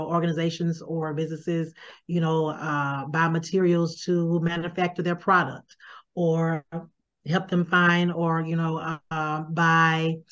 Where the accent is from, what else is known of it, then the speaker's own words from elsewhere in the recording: Mississippi, United States; now in Atlanta, United States; So I am from Mississippi